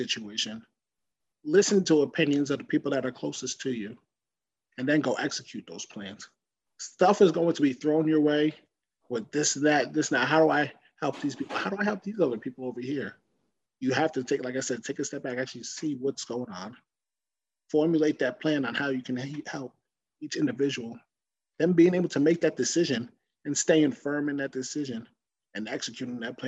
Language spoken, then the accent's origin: English; Woodbridge, New Jersey, United States; my hometown of Woodbridge, New Jersey